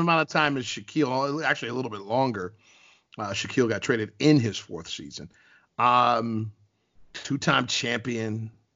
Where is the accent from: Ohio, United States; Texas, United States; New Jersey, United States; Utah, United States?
Ohio, United States; also born or lived in Columbus, Ohio / Cincinnati, Ohio / Bowling Green, Ohio; I was born in Columbus, Ohio